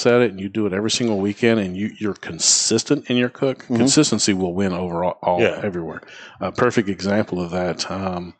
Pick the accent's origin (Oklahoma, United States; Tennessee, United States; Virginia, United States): Tennessee, United States; Memphis; moved away; I grew up in Memphis, Tennessee